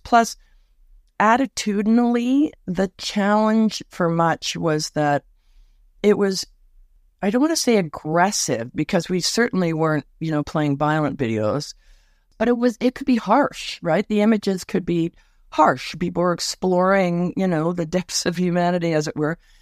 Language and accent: English; Toronto, Ontario, Canada; moved away; also born or lived in West Coast; I was born in Scarberia, uh, Scarborough, Ontario, just outside Toronto